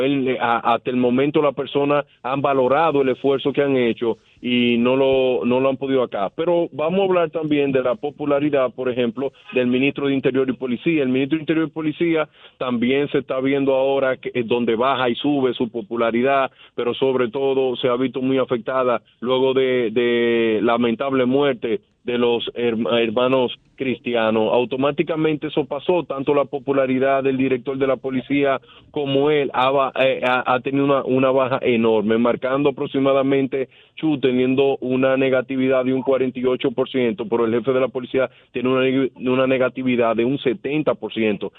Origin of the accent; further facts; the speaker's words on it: Dominican Republic; nosotros siendo dominicanos